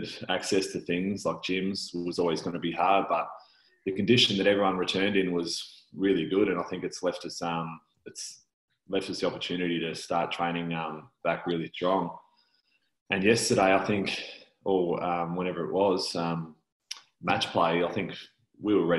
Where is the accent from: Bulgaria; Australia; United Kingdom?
Australia; Tasmania; we are both from Tassie